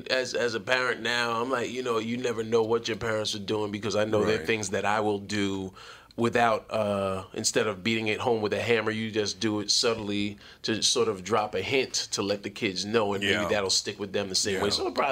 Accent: Mount Vernon, New York, United States; I grew up in the Bronx in Mount Vernon.

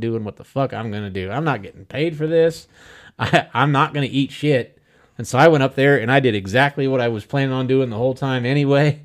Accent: central Illinois, United States; now in Wichita, United States; I grew up in Illinois. I grew up in kinda like one of those, it wa, I, I don't wanna call it really a border town. It was right smack dab in the middle of Illinois

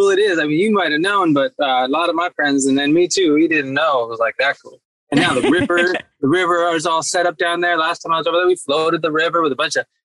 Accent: East Coast, United States; also born or lived in Berkeley, United States; Yeah, I grew up on the East Coast too. My dad's in Rhode Island, and I was on the East Coast. My mom is in is in the Bay Area in Berkeley.

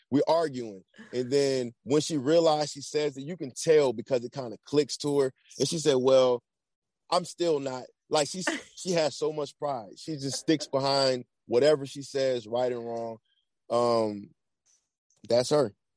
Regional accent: Atlanta, Georgia, United States; moved away as an adult; also born or lived in Virginia; I'm originally from Atlanta

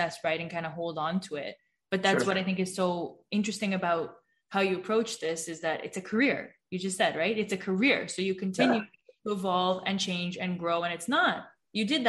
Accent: Toronto, Ontario, Canada; born or raised there

